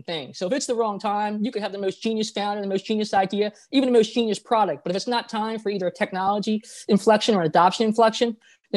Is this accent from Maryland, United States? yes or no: yes; Baltimore, Maryland, United States; also born or lived in South Korea; I'm actually adopted from South Korea, and I was an orphan as a child, but then I got adopted and I lived in Baltimore, Maryland